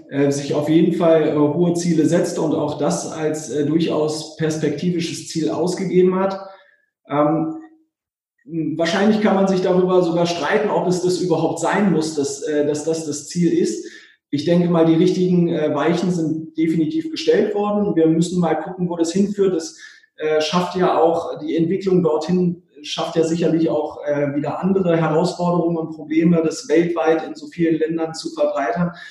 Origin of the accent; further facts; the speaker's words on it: Berlin, Germany; das im Schloss Bellevue auch dann hier in meiner Heimatstadt äh, sozusagen zu erleben.